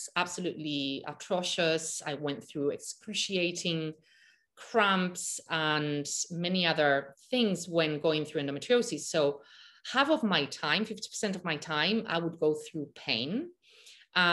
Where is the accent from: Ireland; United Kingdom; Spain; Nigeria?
Spain; Malaga, Andalusia; I grew up in Malaga, Spain, on the beach